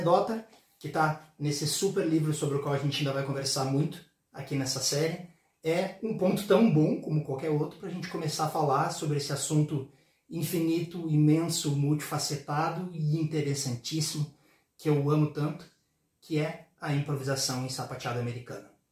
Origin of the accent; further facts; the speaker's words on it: Porto Alegre, Rio Grande do Sul, Brazil; eu sou de Porto Alegre